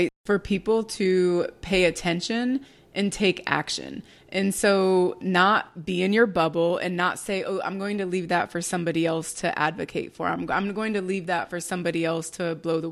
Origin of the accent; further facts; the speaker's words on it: New Jersey, United States; me growing up in Jersey